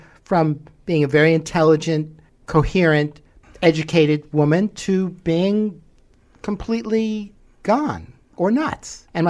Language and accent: English; New York City, New York, United States; I grew up in Manhattan. You know, I was a latchkey kid on the streets from an early age.